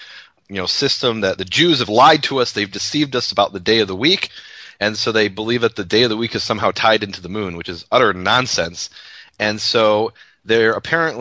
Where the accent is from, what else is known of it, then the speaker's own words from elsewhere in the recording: Chicago, Illinois, United States; I'm from Chicago